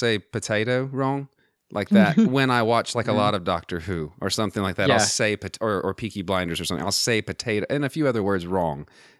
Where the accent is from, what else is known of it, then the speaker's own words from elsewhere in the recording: Texas, United States; born there; moved away as an adult; now in Virginia, United States; I mean, I was born in Texas, and so.